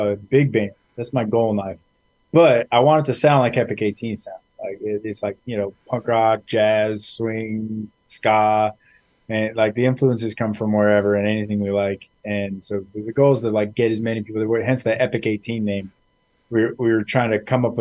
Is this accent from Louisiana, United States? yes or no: no; Imperial Valley, California, United States; So I'm from the Imperial Valley, which is this little tiny corner of California that's right on the border of Mexico